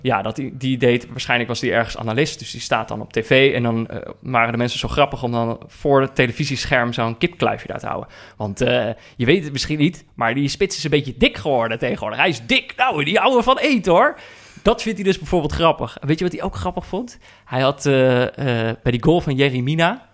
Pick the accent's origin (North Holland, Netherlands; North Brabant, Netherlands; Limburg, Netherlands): North Brabant, Netherlands; moved away; also born or lived in Amsterdam; ik ben opgegroeid in Brabant